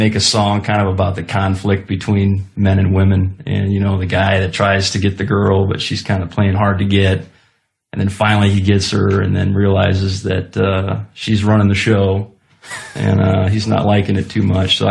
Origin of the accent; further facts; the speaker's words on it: Ohio, United States; I'm from Ohio